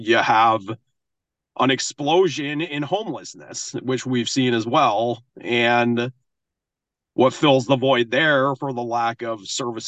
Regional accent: Maine, United States; I grew up in Maine

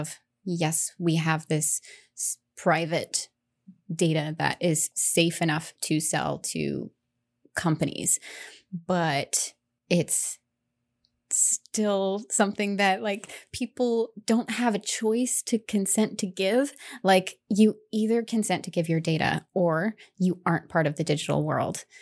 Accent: Indiana, United States; moved away as an adult; also born or lived in Denver, Colorado; now in Ellsworth, United States; I'm originally from Indiana. um, rural Indiana, middle of cornfield Indiana

